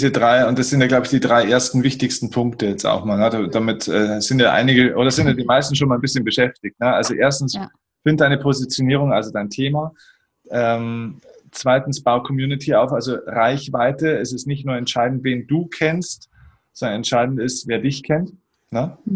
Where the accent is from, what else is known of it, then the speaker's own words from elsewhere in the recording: Bavaria, Germany; bei uns in Bayern sagt man ein bisschen krachert.